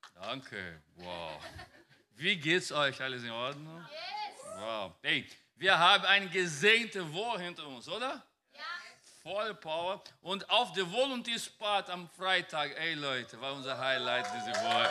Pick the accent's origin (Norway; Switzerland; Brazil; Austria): Brazil; German is a second language; now in Germany; Ich komme von einem Land, mein, ich komme aus Brasilien und mein Bundesland ist ein bisschen Wald oder Pantanal